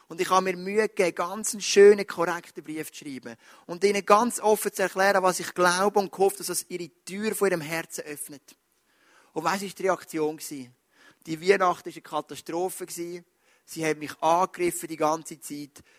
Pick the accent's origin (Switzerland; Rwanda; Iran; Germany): Switzerland; Wir sind Schweizer, wir denken an in Leistungen.